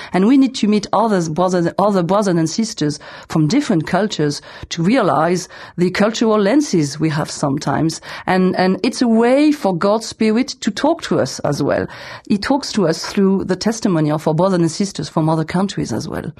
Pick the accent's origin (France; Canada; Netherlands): France; also born or lived in south of France; I'm from France